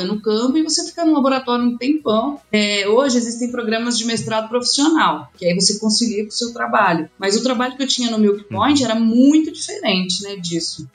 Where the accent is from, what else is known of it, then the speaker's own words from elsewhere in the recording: Campinas, São Paulo, Brazil; moved away as an adult; now in Lavras, Brazil; Porque eu sou de Campinas